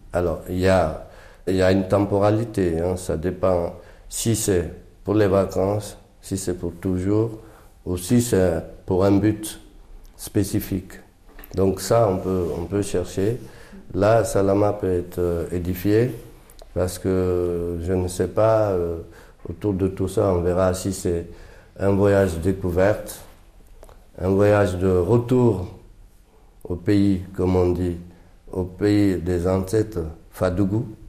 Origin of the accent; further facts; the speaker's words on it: Guinea; now in Paris, France; je suis Peul de Guinée